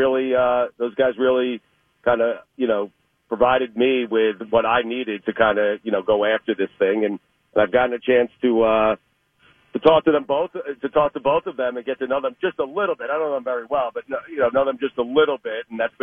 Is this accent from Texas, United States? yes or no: no; Long Island, New York, United States; I grew up in on Long Island, up in New York